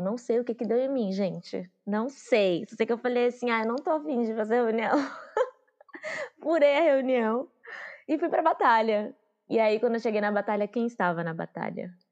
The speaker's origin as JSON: {"language": "Portuguese", "region": "São Paulo", "country": "Brazil", "tie": "born or raised there", "also_born_or_lived": "Juazeiro, Bahia / Curaçá, Bahia / Santo André", "said": "sou, sou da Bahia, de Juazeiro, radicada aqui em São Paulo. Vim para cá quando eu tinha 5 anos de idade, com a minha mãe."}